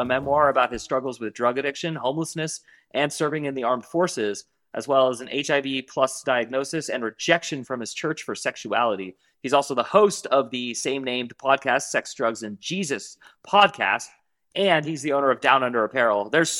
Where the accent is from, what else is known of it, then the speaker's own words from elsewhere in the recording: San Francisco, California, United States; I'm a San Francisco native